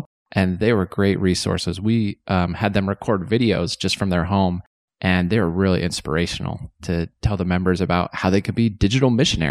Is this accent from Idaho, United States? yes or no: yes; Shelley, Idaho, United States; So I grew up in Eastern Idaho, a small little town, Shelley. So Russets for all you Russets.